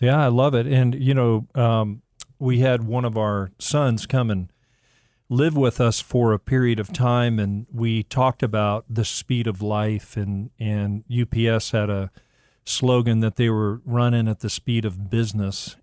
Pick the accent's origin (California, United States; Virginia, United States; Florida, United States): Florida, United States; Miami; when I was a young boy growing up in Miami